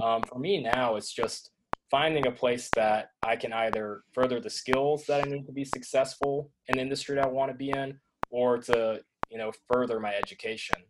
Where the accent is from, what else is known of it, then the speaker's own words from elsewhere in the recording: Tennessee, United States; growing up in Tennessee